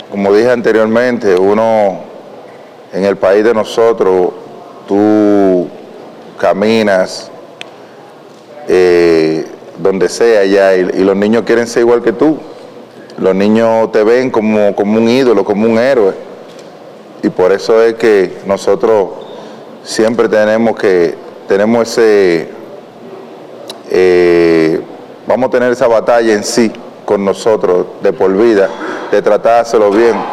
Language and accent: Spanish; Dominican Republic; como dominicano, como latino